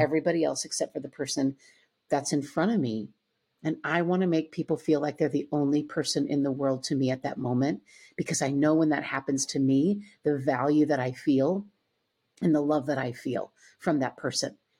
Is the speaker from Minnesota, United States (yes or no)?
yes; Owatonna, Minnesota, United States; I grew up in Owatonna, Minnesota, a smaller